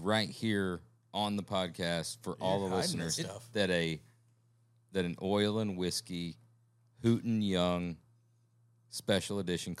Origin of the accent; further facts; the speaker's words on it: Alabama, United States; I'm from Alabama